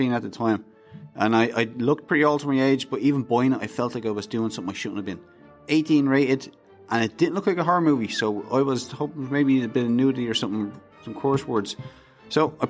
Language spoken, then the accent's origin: English; Dublin, Leinster, Ireland; I grew up in Dublin, Ireland